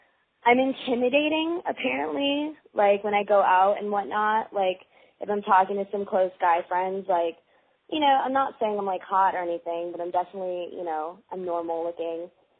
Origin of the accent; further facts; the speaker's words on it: Michigan, United States; now in Los Angeles, United States; I'm 21, and I'm from Michigan, but I'm actually living in L.A.